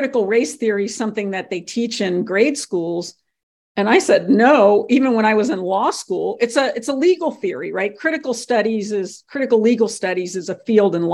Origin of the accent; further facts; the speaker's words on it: Cincinnati, Ohio, United States; now in Connecticut, United States; I grew up in Cincinnati, Ohio